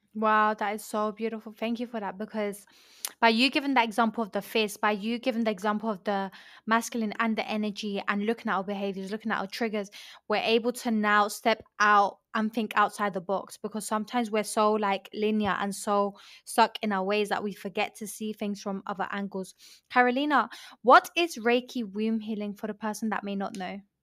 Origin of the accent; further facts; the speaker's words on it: London, United Kingdom; also born or lived in Colombia; I was born in Colombia and I moved to London. I was raised in London.